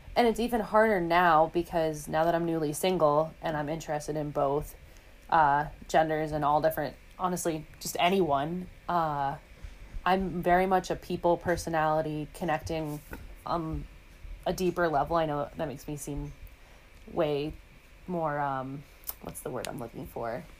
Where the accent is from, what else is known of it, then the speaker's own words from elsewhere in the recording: New York City, New York, United States; I, am born and raised in the Big Apple, downtown Manhattan